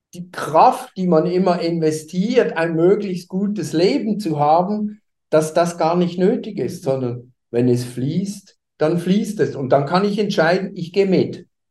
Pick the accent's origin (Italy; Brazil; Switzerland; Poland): Switzerland; Basel, Basel-Stadt; moved away as an adult; now in Hamburg, Germany; komme ich nicht aus Deutschland, sondern ich bin Schweizer. Ich habe viele Jahre in Basel gelebt. Da bin ich auch geboren